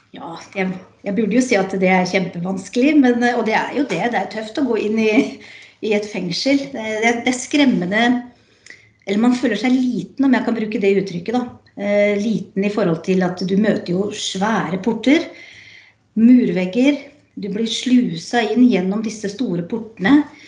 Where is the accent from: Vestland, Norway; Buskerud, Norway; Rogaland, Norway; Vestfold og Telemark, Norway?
Vestfold og Telemark, Norway; Skien; Jeg er fra Skien